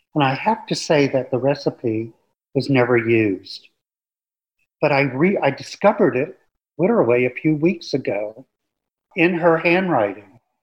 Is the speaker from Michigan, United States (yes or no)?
no; New York City, New York, United States; moved away as an adult; also born or lived in Florida; I grew up in the New York City metropolitan area